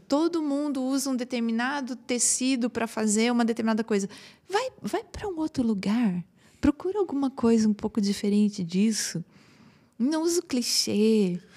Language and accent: Portuguese; Brazil; Como bons brasileiros